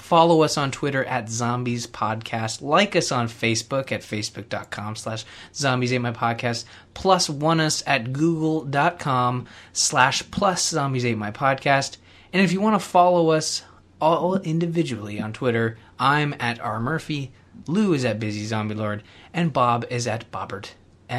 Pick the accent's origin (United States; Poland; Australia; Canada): Canada; I'm Canadian